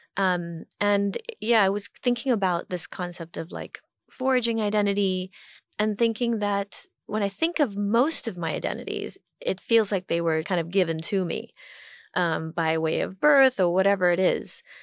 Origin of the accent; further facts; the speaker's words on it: Hong Kong; moved away as an adult; also born or lived in Washington, D.C., United States; growing up in Hong Kong